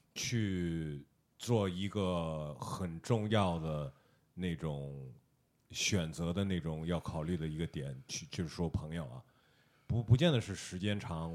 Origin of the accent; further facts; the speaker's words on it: United States; moved away as an adult; now in China; 我在美国长大的